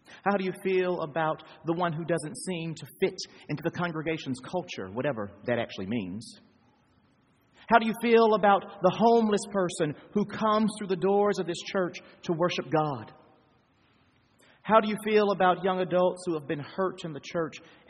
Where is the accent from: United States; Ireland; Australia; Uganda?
United States; I'm from the United States